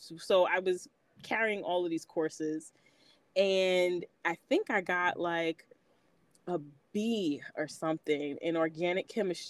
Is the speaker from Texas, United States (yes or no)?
no; New York City, New York, United States; moved away as an adult; also born or lived in Nashville, Tennessee / Cincinnati, Ohio; I'm originally from New York. I'm from Queens, born and raised.